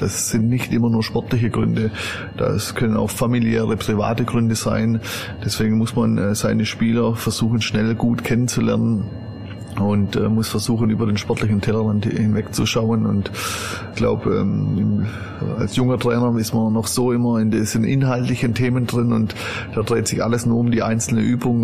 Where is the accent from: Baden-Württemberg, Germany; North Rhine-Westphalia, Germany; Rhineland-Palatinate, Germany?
Baden-Württemberg, Germany; Stuttgart area; first language German; moved away as an adult; also born or lived in Cologne / Westallgäu; now in Wolfsberg, Austria; Ich bin in Süddeutschland äh, aufgewachsen, im Gürtel von äh, Stuttgart